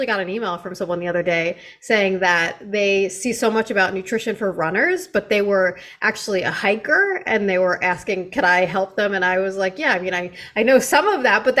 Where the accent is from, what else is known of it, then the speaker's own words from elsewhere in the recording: New York, United States; I grew up skiing there, even though I'm from New York